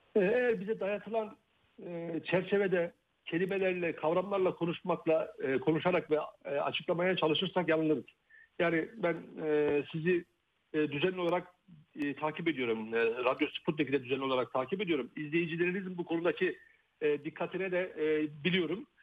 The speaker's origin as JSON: {"language": "Turkish", "town": "Rize", "region": "Rize Province", "country": "Turkey", "said": "ben e, bir Karadenizliyim, Rizeliyim aynı zamanda."}